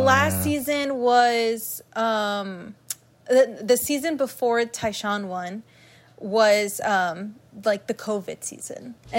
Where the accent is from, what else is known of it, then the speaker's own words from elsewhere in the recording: United States; considering I'm American